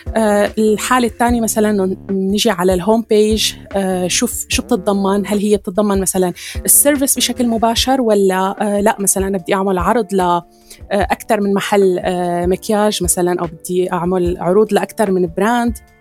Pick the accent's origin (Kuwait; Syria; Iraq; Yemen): Syria; عندنا بسوريا